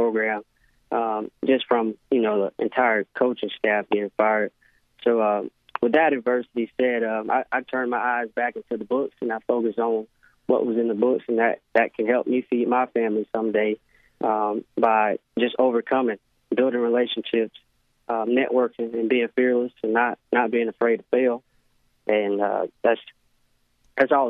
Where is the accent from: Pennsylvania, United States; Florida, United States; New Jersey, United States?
Florida, United States; Orlando; come back to Orlando, my hometown, and, you know, represent Apopka football